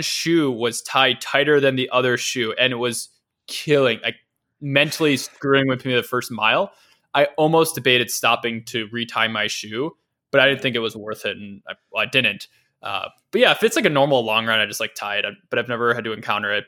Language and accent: English; Cleveland, Ohio, United States; the suburbs of, of Cleveland where, where, where I'm from